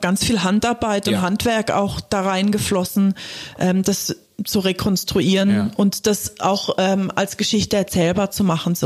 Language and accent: German; Germany; also born or lived in England; ich bin in Deutschland aufgewachsen